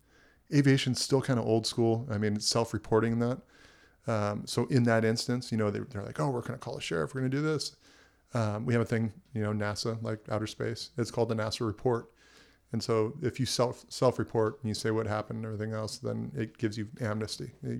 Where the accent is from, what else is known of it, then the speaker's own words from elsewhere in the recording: Camarillo, California, United States; also born or lived in Oahu, Hawaii; So I was born and raised in Hawaii. On Oahu. And basically at a very young age, moved back to LA County, Ventura County. Grew up in Camarillo, went to Camarillo High School